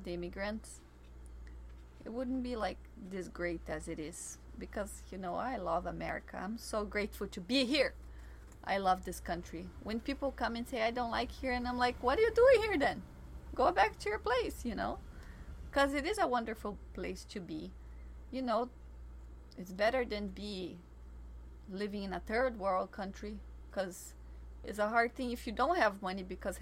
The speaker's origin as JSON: {"language": "English", "country": "Brazil", "tie": "born or raised there", "moved": "yes", "said": "I grew up in a place where there was 5,000 inhabitants"}